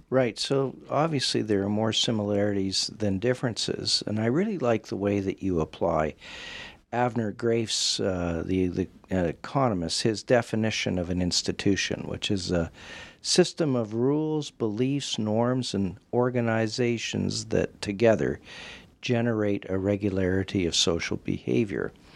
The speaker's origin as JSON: {"language": "English", "region": "Western Canada", "country": "Canada", "tie": "born or raised there", "said": "growing up in Western Canada"}